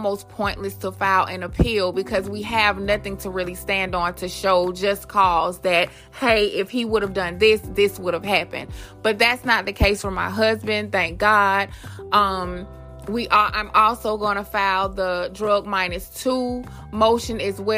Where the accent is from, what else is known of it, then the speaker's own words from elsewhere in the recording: Atlanta, Georgia, United States; also born or lived in Queens, New York; I moved to Atlanta when I was about 2 or 3 years old, I want to say. And I have been here ever since. I grew up off Northside Drive